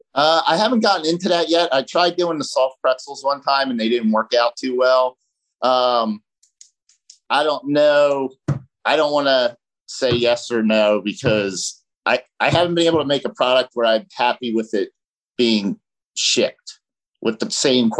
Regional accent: New Jersey, United States; moved away as an adult; now in Delaware County, United States; I grew up in South Jersey

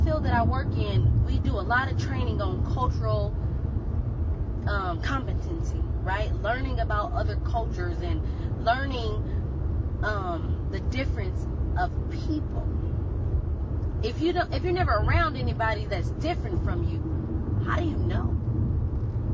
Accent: California, United States; I'm a California girl. I was born and raised in California

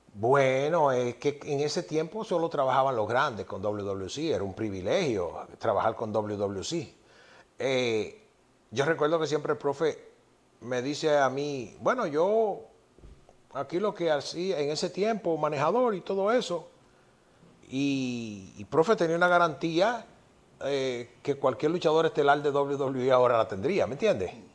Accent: Yaguate, San Cristóbal, Dominican Republic; yo soy de un campo, de un pueblecito que se llama Yaguate

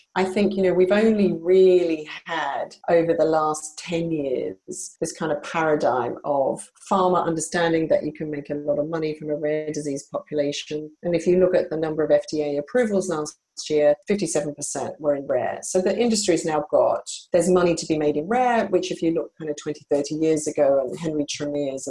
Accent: Australia; moved away; my early career was as a journalist in Australia, where I'm originally from. You can probably hear from my accent

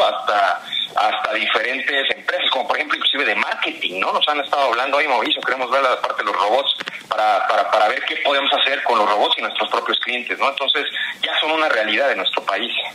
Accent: Mexico; como mexicanos, ¿no? Somos mucho de, del, trato humano

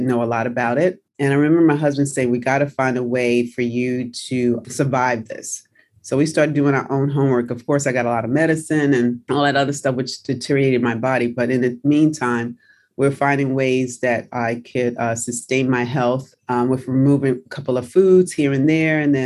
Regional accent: New York City, New York, United States; also born or lived in New Jersey; I'm from New Jersey. I grew up in New York City

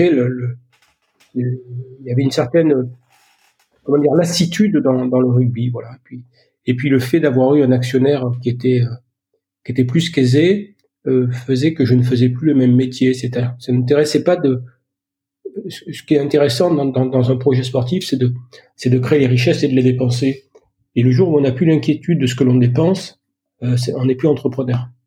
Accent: Ollioules, Provence-Alpes-Côte d'Azur, France; born there; ben, Je suis né à Oulioul, c'est à côté de Toulon.

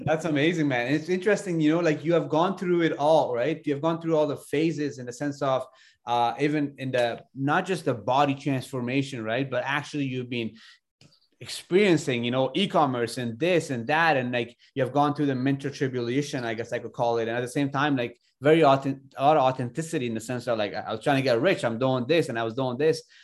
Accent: Ontario, Canada; moved away as an adult; also born or lived in Afghanistan / Alberta, Canada; I came to Canada when I was younger and thirty-one now, but I grew up in Ontario, went to school there

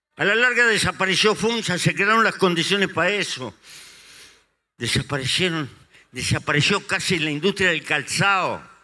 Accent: Uruguay; en el Uruguay nos pasó eso

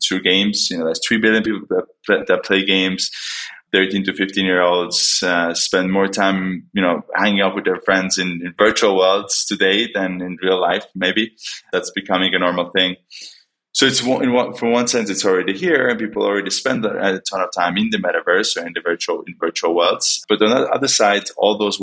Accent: Estonia; moved away as an adult; also born or lived in Los Angeles, United States; now in New York, United States; I'm originally from Estonia, moved to New York to work with a bunch of customers we have in the States

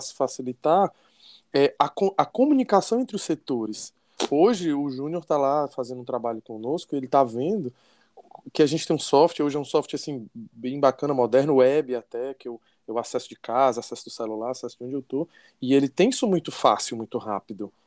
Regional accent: Fortaleza, Ceará, Brazil; accent: cearês; nós somos daqui de, daqui de Fortaleza, no Ceará

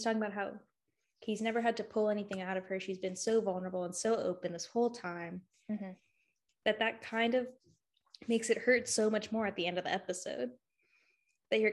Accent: Winter Garden, Florida, United States; I'm from Winter Garden, Florida.

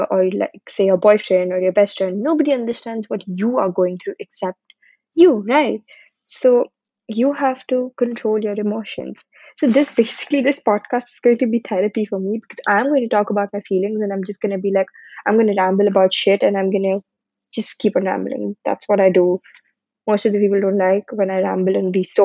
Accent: India; moved away as an adult; now in United Kingdom; I'm from India, currently studying in the UK

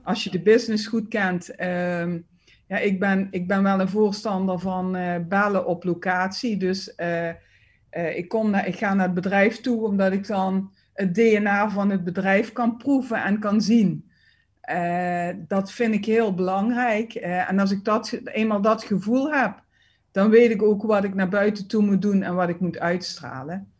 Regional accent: Limburg, Netherlands; accent: Limburgish; ik merk het naar het, ja, naar het westen, westen toe eigenlijk uh, met mijn accent niet. Mensen zeggen wel van, oh, kom je uit Limburg

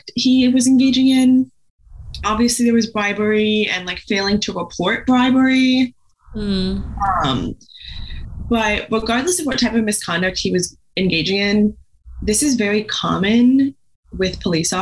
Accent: Indiana, United States; I grew up in Indiana

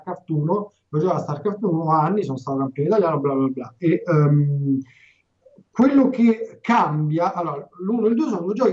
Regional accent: Calabria, Italy; E fondamentalmente sono un calabrese, e quindi rosico facile.

